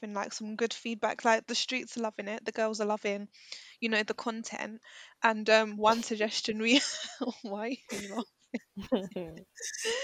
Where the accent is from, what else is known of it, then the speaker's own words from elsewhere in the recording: United Kingdom; I was born in this country